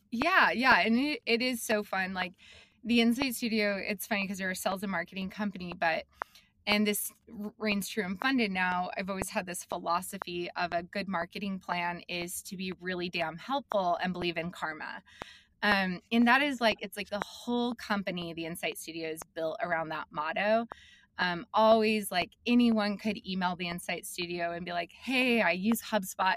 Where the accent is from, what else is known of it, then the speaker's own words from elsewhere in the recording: Billings, Montana, United States; also born or lived in Salt Lake City, Utah / Missoula, Montana; I'm from Montana. I grew up in Billings. Um, and I did. Like I moved to Montana when I was in fifth grade